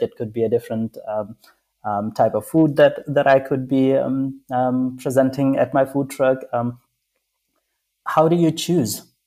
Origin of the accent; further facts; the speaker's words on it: Pakistan; I grew up in Pakistan